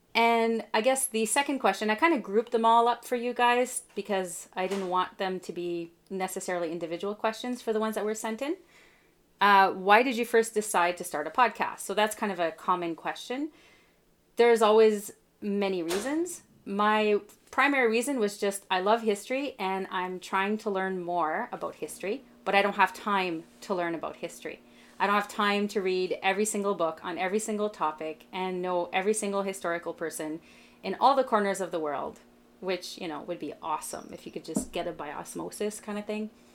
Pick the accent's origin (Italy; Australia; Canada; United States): Canada; I'm Canadian